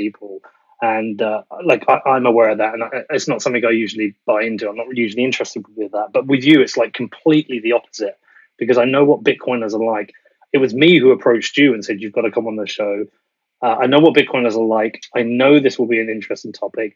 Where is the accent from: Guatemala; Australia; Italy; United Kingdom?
United Kingdom; as a British citizen